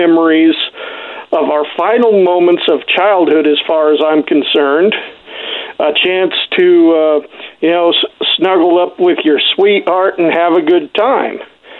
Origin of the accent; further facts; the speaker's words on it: Horseshoe Bend, Idaho, United States; my hometown of Horseshoe Bend, Idaho